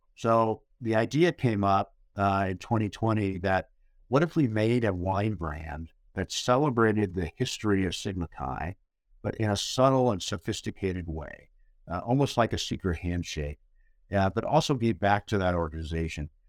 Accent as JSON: {"language": "English", "region": "Indiana", "country": "United States", "tie": "born or raised there", "also_born_or_lived": "Napa Valley, California", "moved": "as an adult", "said": "I'm originally from Indiana. Uh, my dad, uh, was a professor at Purdue University, so I grew up on a college campus"}